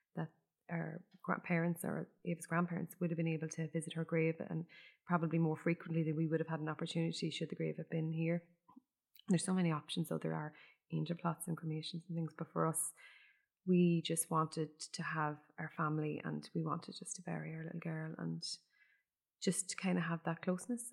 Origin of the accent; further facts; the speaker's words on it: Ireland; every Irish person growing up in Ireland